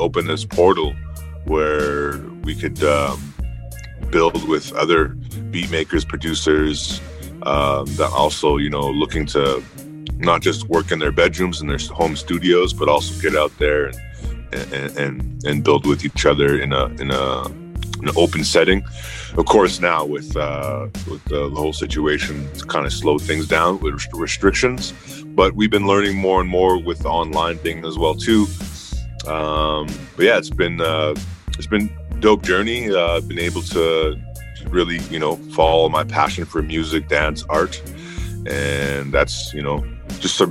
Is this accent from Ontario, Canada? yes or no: no; Edmonton, Alberta, Canada; also born or lived in Goodfish Lake, Alberta; Originally I'm from Goodfish Lake, Cree First Nations. It's a reserve 3 hours from Edmonton, but mainly grew up in Edmonton, Alberta